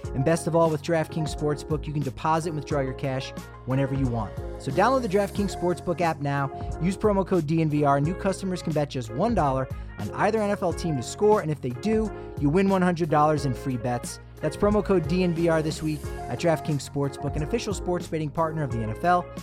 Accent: Philadelphia, Pennsylvania, United States; growing up in the Philadelphia area

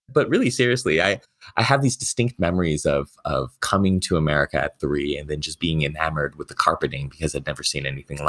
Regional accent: Beijing, China; born there; moved away; So I was actually born in China. I was born in Beijing, China, and I was never supposed to come here.

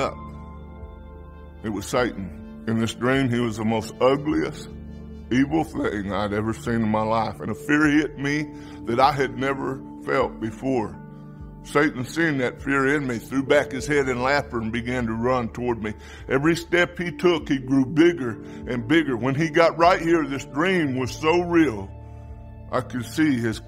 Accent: Oklahoma, United States; I am from Oklahoma

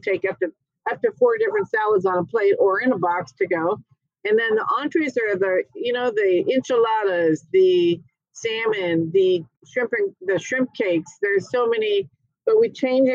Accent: Carmel, California, United States; moved away; also born or lived in Dallas, Texas / Napa, California / Wilmington, North Carolina; I moved back to my hometown of Carmel

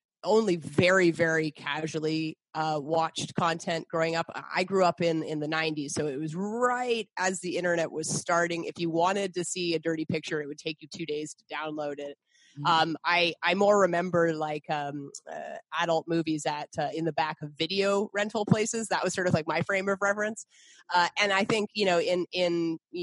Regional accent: Canada; also born or lived in Boston, United States / Montreal, Canada; I'm originally from Boston, but I grew up in Canada.

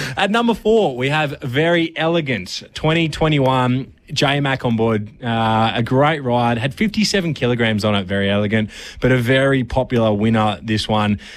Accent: Australia; as an Aussie

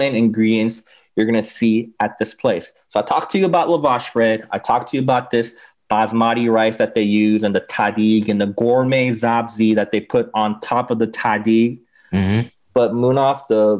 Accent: Los Angeles, California, United States; I grew up in LA. I grew up actually in West LA near, mm-hmm. near Westwood, near UCLA

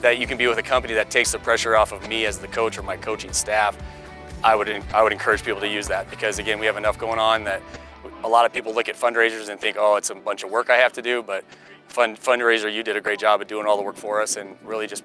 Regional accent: Colorado, United States; born and raised in Colorado, played locally high school at Columbine High School

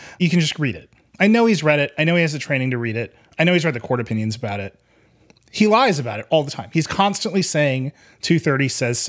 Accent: Wisconsin, United States; the senator from my home state

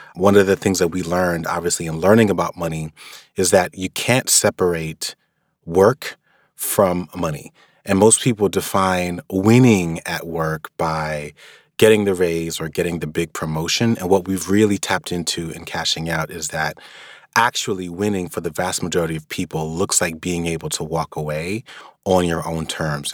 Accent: New York, United States; being a New Yorker

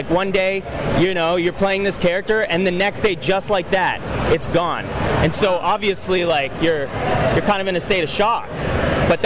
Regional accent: Toronto, Ontario, Canada; I'm from Toronto, Ontario, so Canada.

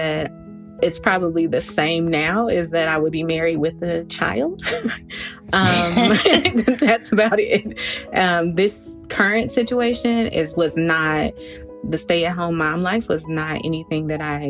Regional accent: Merrillville, Indiana, United States; also born or lived in Chicago, Illinois; I'm from Maryville, Indiana.

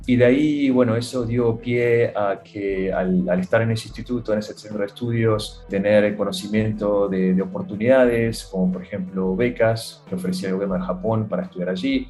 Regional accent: Neuquén, Argentina; moved away as an adult; now in Sudan; Yo soy de, de Neuquén

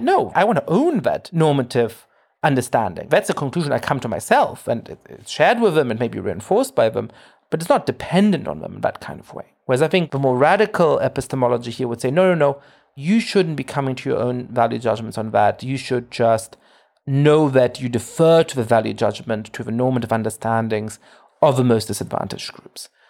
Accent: Germany; I grew up Jewish in Germany

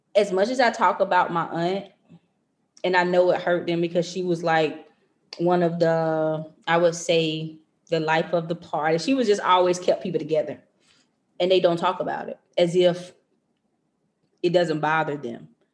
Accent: North Carolina, United States; moved away as an adult; now in Maryland, United States

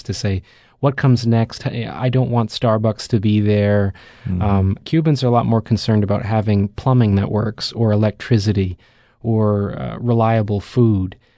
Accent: Canada; I come from Canada

